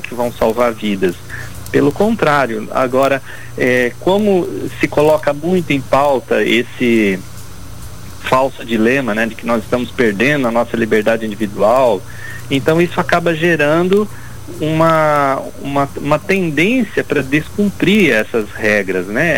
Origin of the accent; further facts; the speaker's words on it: Brazil; como brasileiro